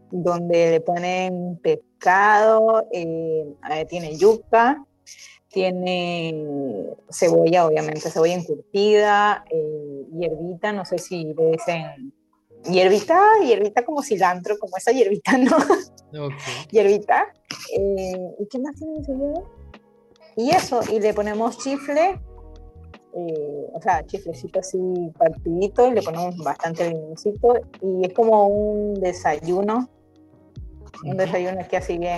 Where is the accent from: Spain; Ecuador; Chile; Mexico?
Ecuador; soy de Ecuador, estoy en Ecuador, tengo 31 años. Estoy, estoy casada, tengo una niña de 5 años ya.